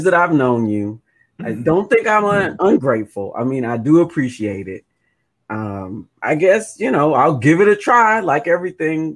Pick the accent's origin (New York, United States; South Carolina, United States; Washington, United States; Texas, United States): Texas, United States; Houston; I'm from Houston